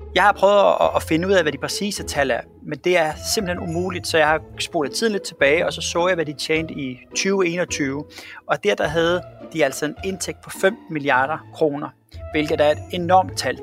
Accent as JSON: {"language": "Danish", "town": "Svendborg", "region": "Southern Denmark", "country": "Denmark", "tie": "born or raised there", "said": "Da jeg sad hjemme i Svendborg og var en lille dreng"}